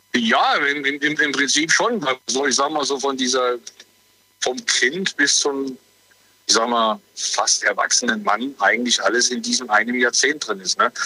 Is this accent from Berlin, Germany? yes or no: no; Sulzbach, Saarland, Germany; Ich komme aus Sulzbach, aus dem Saarland, also in der Nähe von Saarbrücken.